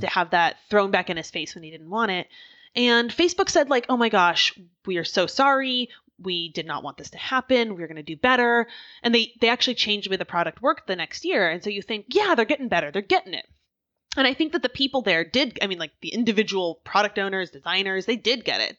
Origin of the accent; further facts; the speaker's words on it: Oregon, United States; now in Philadelphia, United States; I grew up in Oregon